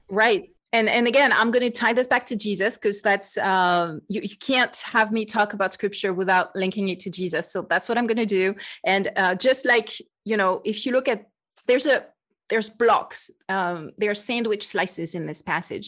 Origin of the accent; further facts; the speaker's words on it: France; accent: French; English is a second language; moved away as an adult; now in United States; I am truly French, as you can probably hear. I joke that I've been trying to get rid of my French accent for about thirty years